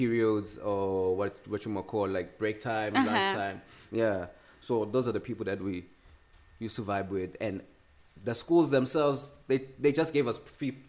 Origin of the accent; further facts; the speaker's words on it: Sandla, Gauteng, South Africa; I grew up in Sandla. Yeah. We moved to Scott when I was young.